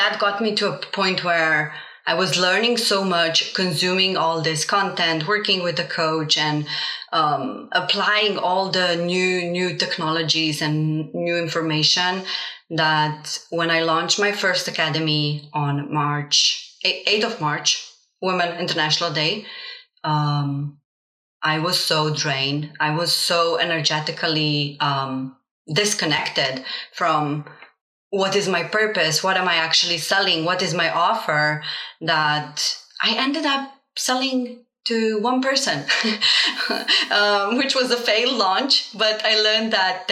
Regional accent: Slovenia; first language Slovenian and Bosnian; English is a second language; moved away as an adult; now in Stockholm, Sweden; I am an immigrant kid born in Slovenia to Bosnian parents. So I grew up as a bilingual, Slovenian and Bosnian

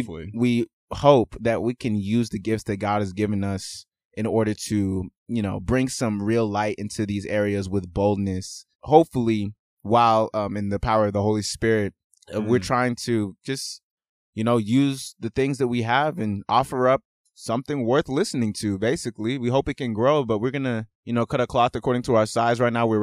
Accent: Nigeria; And I'm Nigerian.

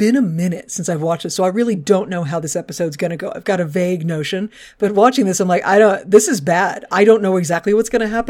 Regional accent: Texas, United States; I'm just from Texas, so it seems really weird.

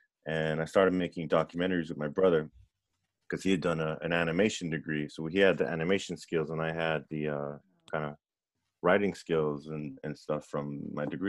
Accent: Miami, Florida, United States; It's about a young kid growing up in Miami who's mixed race and has a really abusive stepfather, and unfortunately mine was abusive.

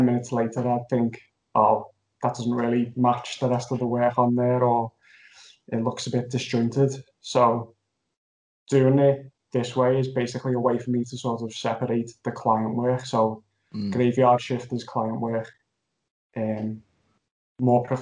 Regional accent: Liverpool, North West England, United Kingdom; I'm from Liverpool

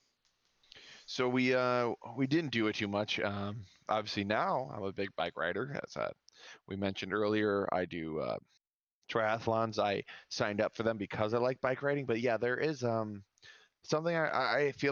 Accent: near Chicago, Illinois, United States; We grew up near Chicago

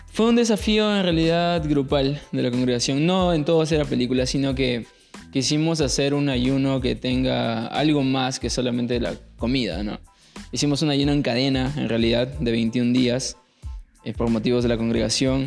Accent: Paiján, La Libertad, Peru; now in Trujillo, Peru; como cualquier eh, chico del valle, yo vengo de Paiján, norte

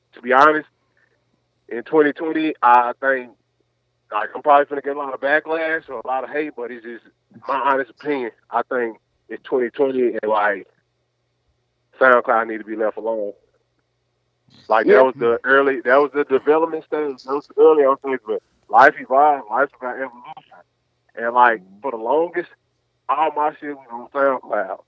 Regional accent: Nashville, Tennessee, United States; I'm Nashville.

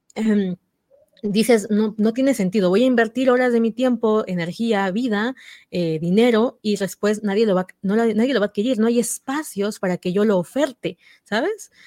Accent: Oaxaca, Mexico; mis paisanas eh, de Oaxaca, somos de Oaxaca

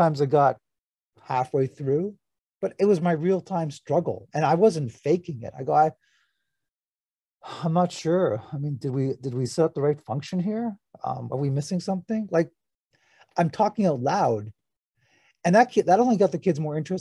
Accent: north of Toronto, Ontario, Canada; also born or lived in Hobart, Tasmania, Australia; we had moved to Canada in 1970, and I was born in Australia, Hobart, Tasmania. And in 1972, we moved into our first house, a semi-detached house, just north of Toronto, here in the province of Ontario

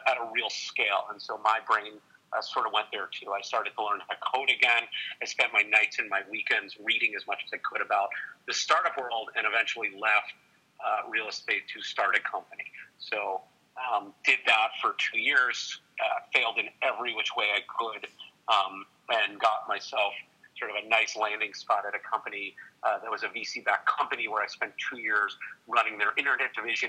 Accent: New York, United States; I grew up in New York

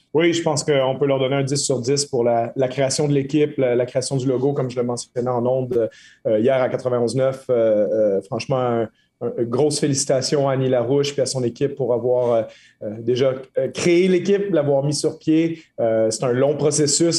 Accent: Quebec, Canada; en tant que Québécois

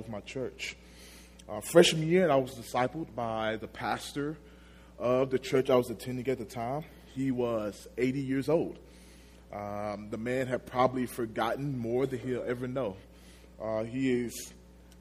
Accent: Magnolia, Arkansas, United States; I'm from Magnolia, Arkansas. It's a small town down south.

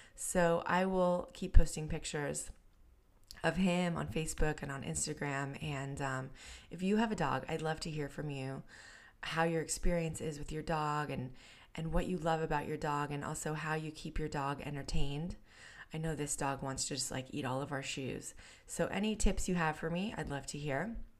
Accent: San Diego, California, United States; my hometown in North County, San Diego

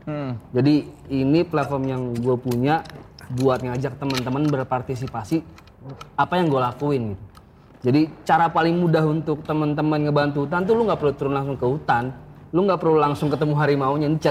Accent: Sumatra, Indonesia; Gue harus, apalagi gue juga orang Sumatera.

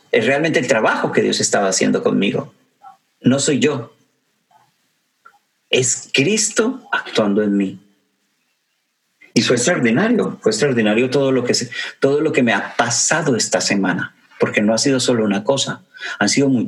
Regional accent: Mexico; para la gente de, México, de mi tierra

